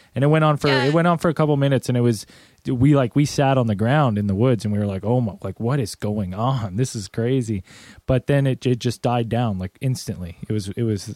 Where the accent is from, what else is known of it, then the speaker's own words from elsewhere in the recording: Canada; we're from Canada